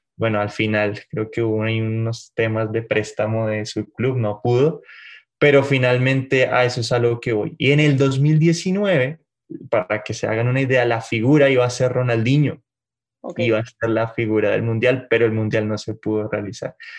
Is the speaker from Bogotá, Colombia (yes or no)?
yes; Bogotá, Colombia; moved away as an adult; also born or lived in Mexico City, Mexico; now in Mexico; Yo soy bogotano, de la capital.